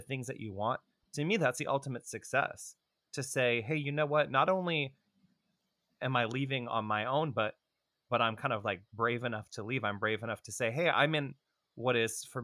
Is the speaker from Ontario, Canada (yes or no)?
yes; Toronto, Ontario, Canada; moved away; I grew up in Toronto in an ultra-Orthodox family